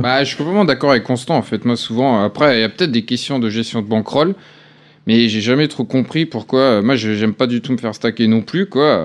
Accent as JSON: {"language": "French", "area": "Alsace", "region": "Grand Est", "country": "France", "said": "je suis pas mm. breton, je suis alsacien"}